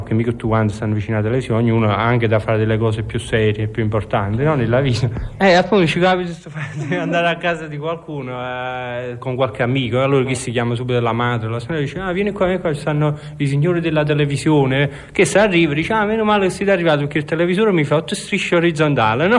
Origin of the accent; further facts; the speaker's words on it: Naples, Campania, Italy; sono napoletano